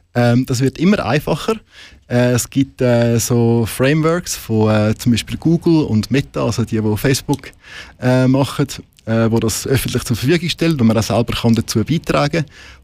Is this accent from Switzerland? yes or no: yes; Switzerland; bei uns in der Schweiz